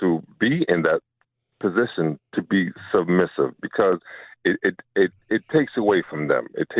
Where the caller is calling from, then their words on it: New York City, New York, United States; I'm calling from Brooklyn.